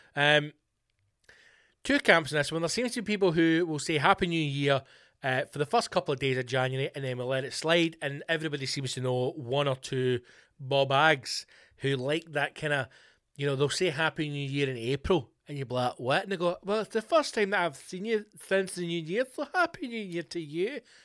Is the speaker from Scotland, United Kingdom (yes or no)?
yes; Scotland, United Kingdom; I'm Scottish